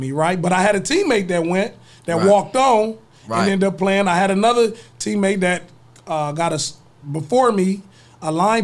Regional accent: Toledo, Ohio, United States; moved away as an adult; also born or lived in Joliet, Illinois / Chicago / Alabama; I'm from Toledo, Sylvania, Southview

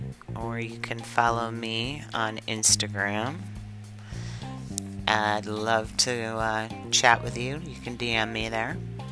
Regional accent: Michigan, United States; born there; also born or lived in New York City / Kodiak, Alaska / Kealakekua, Hawaii; I was born in Michigan, lived in New York City, Alaska, not just anywhere in Alaska, but out in the bush of Alaska, off of Kodiak, in the bush of Kodiak in Alaska, 9-hour skiff ride from Kodiak.

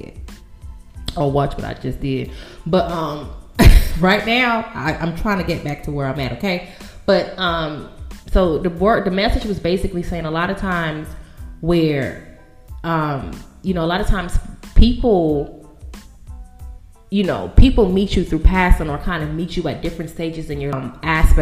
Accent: Bahamas; moved away; I am from the Bahamas

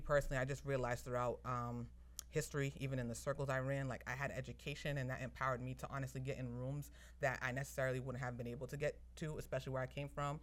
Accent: Somerville, Massachusetts, United States; I was born and raised in Somerville, Massachusetts.

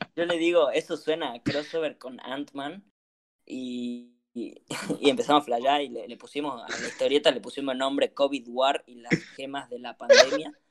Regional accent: Argentina; somos argentinos

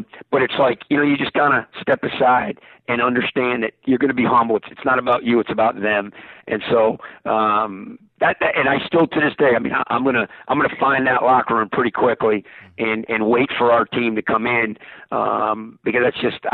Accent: United States; as an American

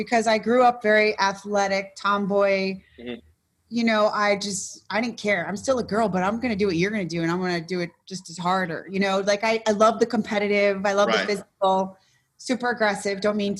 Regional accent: Florida, United States; also born or lived in Worcester, Massachusetts; Originally, I'm from Worcester, Massachusetts, which is west of Boston, Massachusetts. But I grew up in South Florida, more Broward.

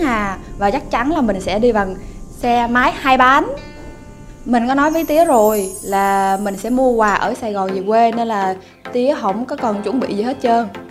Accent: Tiền Giang, Vietnam; now in Ho Chi Minh City, Vietnam; Quê mình ở Tiền Giang

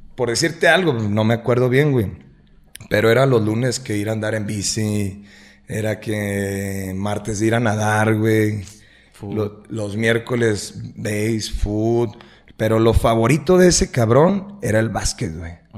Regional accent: Lagos de Moreno, Jalisco, Mexico; also born or lived in Guadalajara; soy nacido aquí en Lagos de Moreno, prácticamente toda, toda mi vida he radicado aquí en Lagos de Moreno

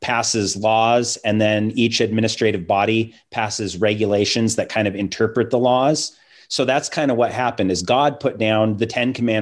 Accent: Seattle, Washington, United States; growing up in Seattle

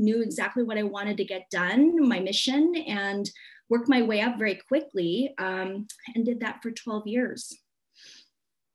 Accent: Hong Kong; moved away; I was born in Hong Kong, so I was very familiar with the traditions of feng shui and all that stuff

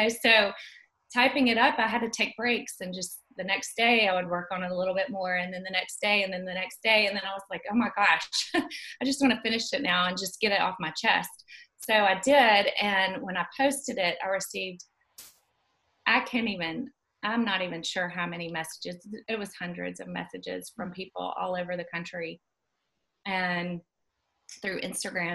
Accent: Dothan, Alabama, United States; also born or lived in Auburn, Alabama / Birmingham, Alabama; I grew up in Dothan, Alabama. I've always lived in Alabama

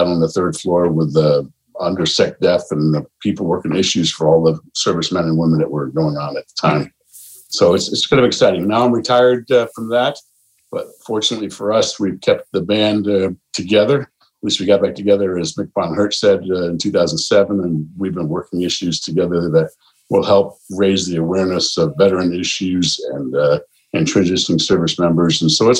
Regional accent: East Hampton, New York, United States; moved away as an adult; now in Texas, United States; the former Chief Master of the Air Force, at least one of them, number 13. I grew up in East Hampton, New York, on Long Island, joined the Air Force right out of high school.

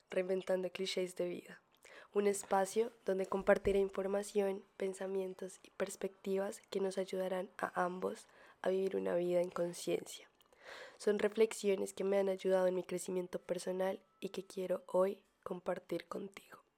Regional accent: Colombia; moved away; las dos nos, em, nos fuimos de Colombia estamos estudiando en el extranjero.

